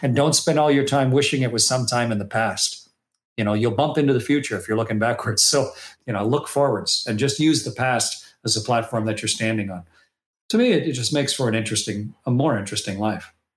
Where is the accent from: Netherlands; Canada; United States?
Canada; that little kid growing up in Canada